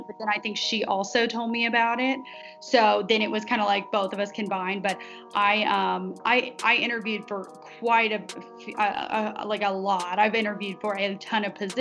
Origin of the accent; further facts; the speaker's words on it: Evansville, Indiana, United States; moved away as an adult; Evansville, Indiana, which is where I'm from. So that's actually my hometown